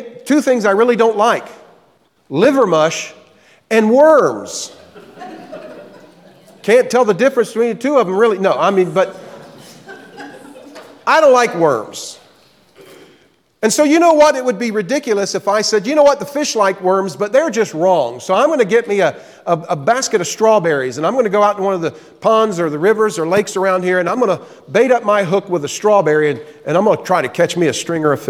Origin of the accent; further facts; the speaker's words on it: Florida, United States; moved away; also born or lived in the Carolinas; growing up in Florida, I did a lot of fishing. My dad had a boat, and on any given weekend, we would be out in Tampa Bay or out in the Gulf